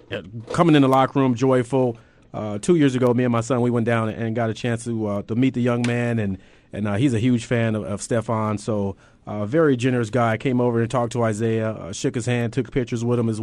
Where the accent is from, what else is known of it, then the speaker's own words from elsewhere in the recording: California, United States; I'm from California